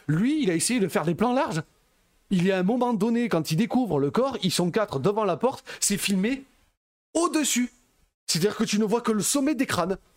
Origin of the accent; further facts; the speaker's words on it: Belgium; Je suis belge, tu vois, il y a bah, plein de trucs comme ça.